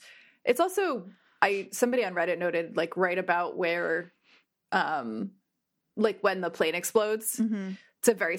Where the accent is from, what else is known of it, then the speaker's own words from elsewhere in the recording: New Jersey, United States; you're not from Jersey and you want to know what it was like growing up in North Jersey especially, just watch that and you'll understand us better.